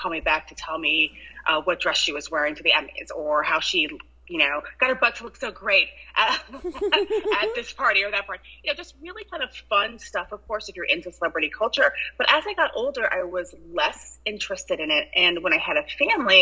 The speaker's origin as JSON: {"language": "English", "town": "Ann Arbor", "region": "Michigan", "country": "United States", "moved": "yes", "lives_now": "New York City, United States", "said": "I'm actually from the Midwest, Ann Arbor, Michigan, but I've been in New York over 20 years now."}